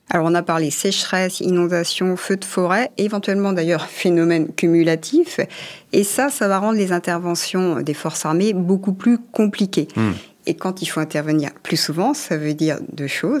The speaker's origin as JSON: {"language": "French", "country": "France", "said": "chez nous en France"}